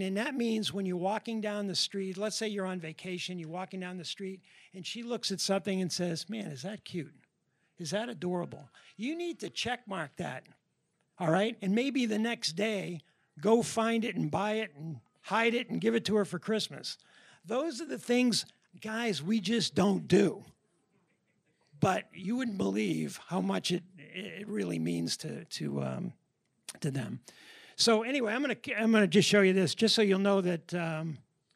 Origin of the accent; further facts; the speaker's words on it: New Hampshire, United States; moved away as an adult; also born or lived in Boston area; now in Tennessee, United States; We're from New Hampshire originally.